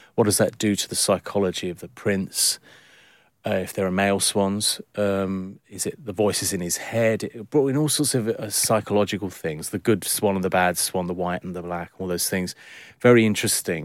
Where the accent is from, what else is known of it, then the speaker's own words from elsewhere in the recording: London, United Kingdom; born in London, I'm a Londoner